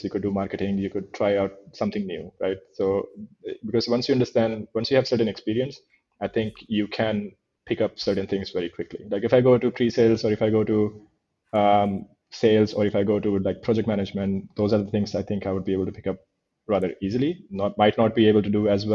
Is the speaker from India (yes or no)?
yes; India; moved away; growing up in India, I grew up in a chaotic world